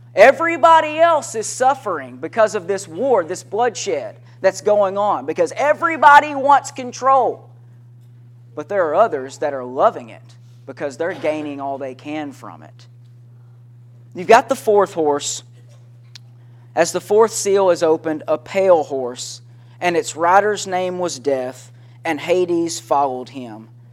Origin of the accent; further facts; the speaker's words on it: Henderson, Tennessee, United States; I was a kid growing up in Henderson, Tennessee, is where I was living at the time